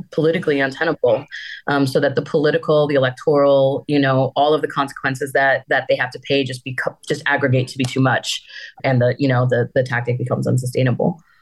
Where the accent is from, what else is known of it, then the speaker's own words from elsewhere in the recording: Wisconsin, United States; now in Amarillo, United States; Wisconsin is my home state. And I just happened to live in Amarillo